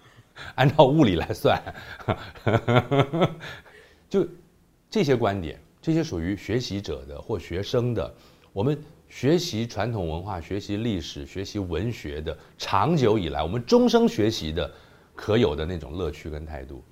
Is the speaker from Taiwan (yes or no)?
yes; Taiwan; 就是说我们不是中国人了。政治上的这个东西，令我们感觉到一种，尤其是我父母都是从大陆来的，我这种类型的创作人